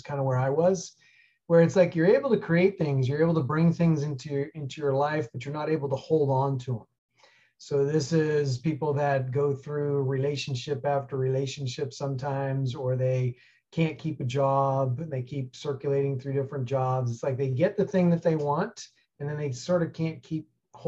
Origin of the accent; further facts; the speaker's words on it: New York City, New York, United States; moved away; I grew up in New York City and got out of there about 1984 to head west to the ski hills